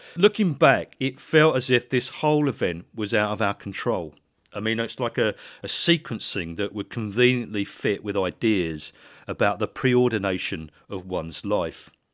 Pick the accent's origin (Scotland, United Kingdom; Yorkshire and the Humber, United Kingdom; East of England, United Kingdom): East of England, United Kingdom; Letchworth; we lived in Letchworth